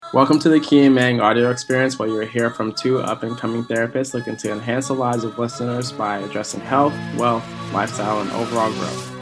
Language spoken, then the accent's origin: English; Alaska, United States; we do have black people in Alaska. There's a lot of black people in Alaska